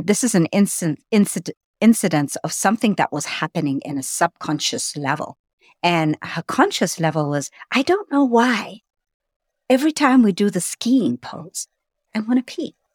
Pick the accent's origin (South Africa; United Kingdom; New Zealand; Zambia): Zambia; Lusaka, Lusaka Province; moved away; I was born in Lusaka, Zambia